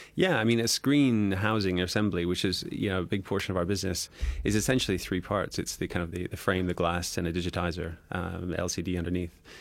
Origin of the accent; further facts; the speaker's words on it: Canada; now in United Kingdom; I'm Canadian